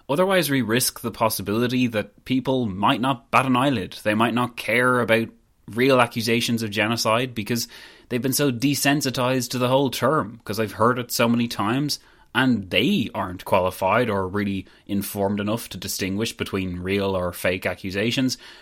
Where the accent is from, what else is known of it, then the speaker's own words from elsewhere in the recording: Ireland; I guess I'm not Irish